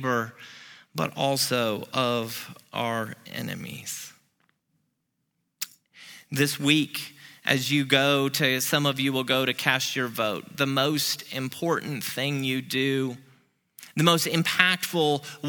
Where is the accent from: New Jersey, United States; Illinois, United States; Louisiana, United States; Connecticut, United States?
Illinois, United States; Peoria; moved away as an adult; now in Memphis, United States; Peoria, to my hometown